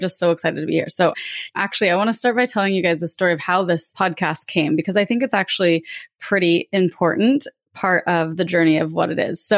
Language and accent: English; Lake Tahoe, California, United States; I grew up in Lake Tahoe, California.